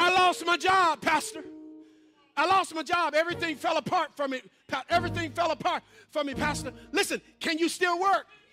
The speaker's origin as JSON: {"language": "English", "region": "Mississippi", "country": "United States", "moved": "yes", "said": "I'm from Mississippi"}